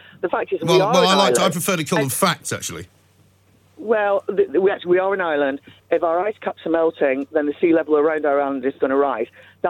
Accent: Chorley, North West England, United Kingdom; I came from Chorley, so yeah.

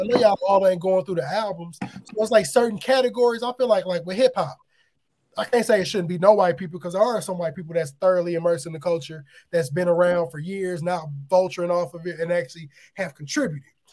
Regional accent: Aurora, Illinois, United States; I grew up in the area, so I'm from Aurora, Illinois, which is 45 minutes from Chicago.

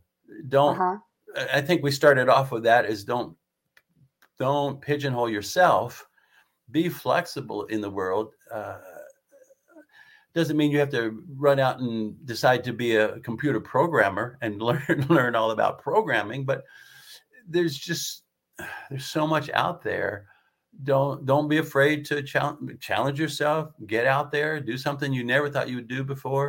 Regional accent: the Adirondacks, New York, United States; Growing up in the Adirondacks and living in the Adirondacks

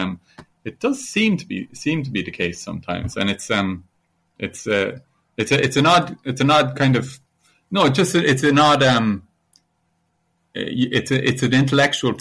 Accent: Ireland; also born or lived in Italy; a school kid growing up in Ireland.

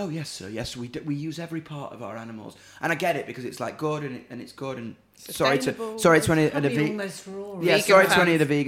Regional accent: Doncaster, Yorkshire and the Humber, United Kingdom; I'm from Donny

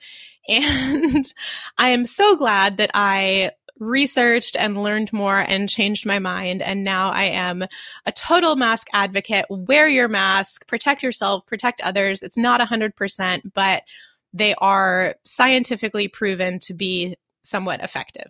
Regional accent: Maine, United States; moved away as an adult; now in Taiwan; I grew up in Maine in the U S

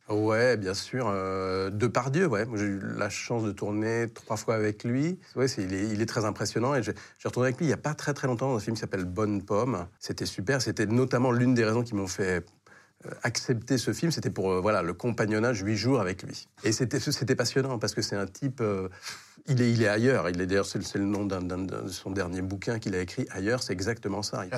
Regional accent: Paris, Île-de-France, France; je, suis né à Paris 15e

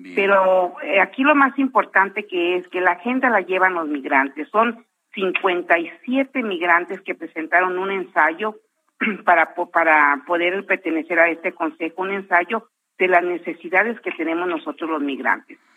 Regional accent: Jalisco, Mexico; now in United States; gente de Jalisco, donde yo soy oriunda

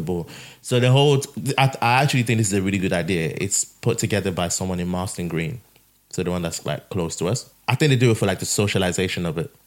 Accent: Nigeria; moved away; we we grew up in Nigeria where all these things are walking around.

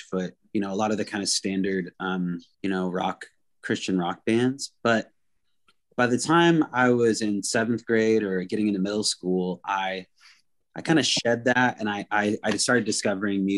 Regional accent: Anacortes, Washington, United States; the music scene I grew up in Anacortes, Washington

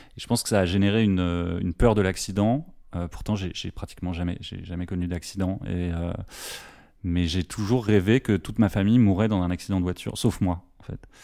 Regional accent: Paris, Île-de-France, France; je suis parisien

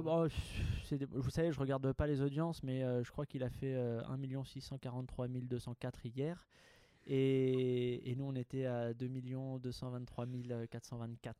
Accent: Haute-Savoie, Auvergne-Rhône-Alpes, France; moved away; mon chez moi natal

